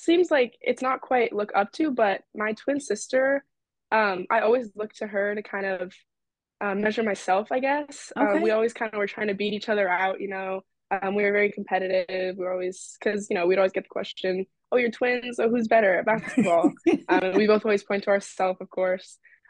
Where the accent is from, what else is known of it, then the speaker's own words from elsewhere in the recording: Virginia, United States; I'm a freshman here at Brown. I just had a great upbringing with basketball and just family in general.